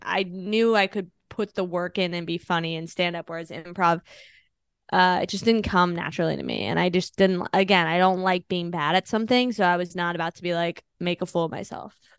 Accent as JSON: {"language": "English", "region": "Virginia", "country": "United States", "also_born_or_lived": "Los Angeles, California / Washington, D.C.", "moved": "as an adult", "lives_now": "New York, United States", "said": "I'm originally from D C, like, well, Virginia, I guess"}